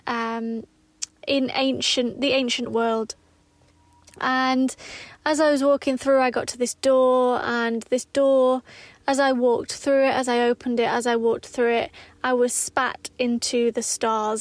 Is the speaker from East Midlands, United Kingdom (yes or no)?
yes; Derbyshire, East Midlands, United Kingdom; I'm from Derbyshire. I'm from a mining village in Derbyshire.